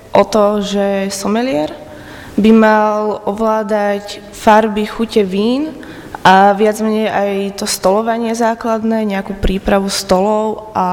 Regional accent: Trnava, Trnava Region, Slovakia; žiačka druhého ročníka a študujem odbor someliarstvo a pochádzam z Trnavy.

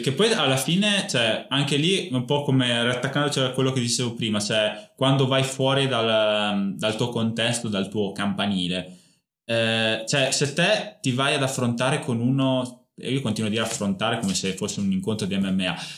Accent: Bedonia, Emilia-Romagna, Italy; accent: Emilian; il dialetto comunque de, de, degli abitanti del mio paese, cioè Bedonia, provincia appunto di Parma, Valtaro, è molto più simile al ligure, al genovese piuttosto che al parmigiano

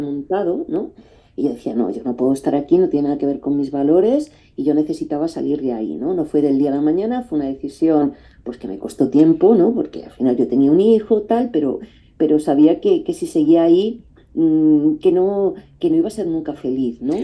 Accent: Madrid, Community of Madrid, Spain; moved away as an adult; also born or lived in Paris; aquí me volví a Madrid, que yo soy de Madrid

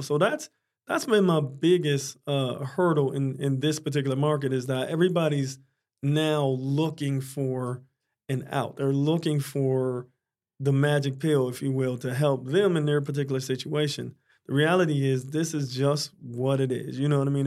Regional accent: Pittsburgh, Pennsylvania, United States; also born or lived in Dallas, Texas; now in Florida, United States; I'm originally from Pittsburgh, Pennsylvania.

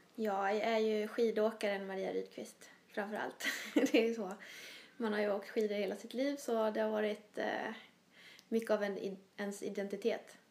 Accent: Småland, Jönköping County, Sweden; born or raised there; moved away

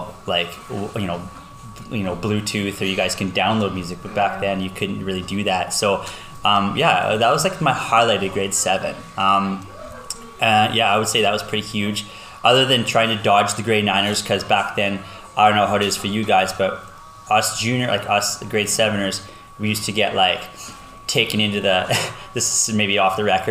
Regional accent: Lloydminster, Canada; I grew up in Lloyd, born and raised here my entire life

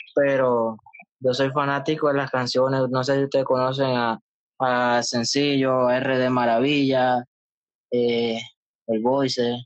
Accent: Panama; yo soy panameño

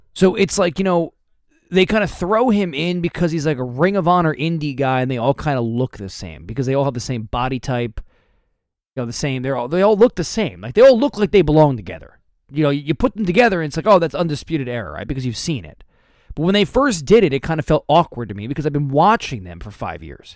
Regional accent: United States; I, I'm from New York, right? From New Jersey

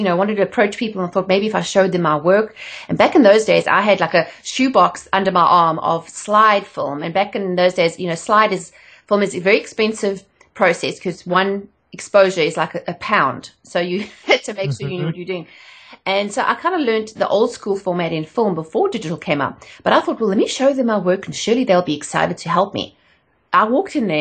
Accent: South Africa; moved away as an adult; also born or lived in England; I'm not from around here. I'm from South Africa originally

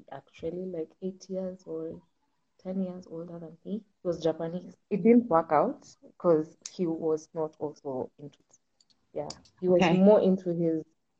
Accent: Kenya; I'm from Kenya, second generation

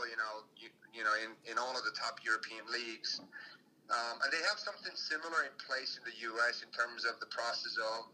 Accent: Finland; moved away as an adult; also born or lived in United States; I went back and I signed with clubs in my hometown

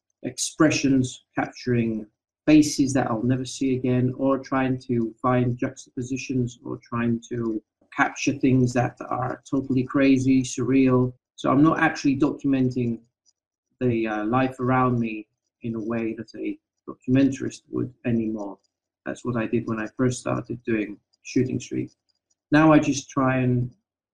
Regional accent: Athens, Attica, Greece; now in Rethymno, Greece; I'm originally from Athens, the capital of Greece.

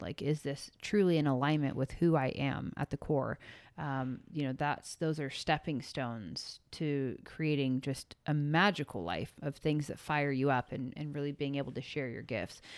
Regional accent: San Francisco Bay Area, California, United States; I grew up in San Francisco Bay in the rave era.

